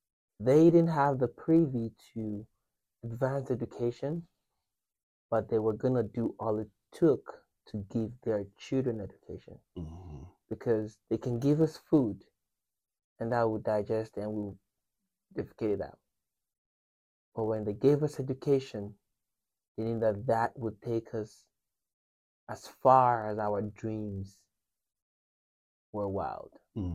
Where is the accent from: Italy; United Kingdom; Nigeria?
Nigeria; moved away; we grew up poor in Nigeria